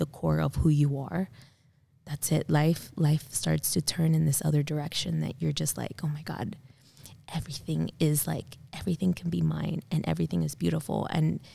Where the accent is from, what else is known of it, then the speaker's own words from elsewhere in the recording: South Florida, United States; growing up in South Florida